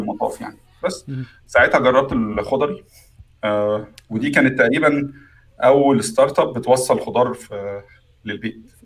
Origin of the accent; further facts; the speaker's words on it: Egypt; moved away as an adult; now in United Kingdom; عندنا في مصر